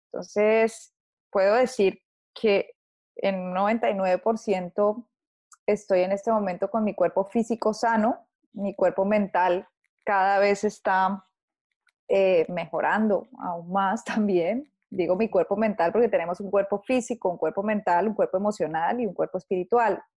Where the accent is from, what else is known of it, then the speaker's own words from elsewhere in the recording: Colombia; eh, nací en Colombia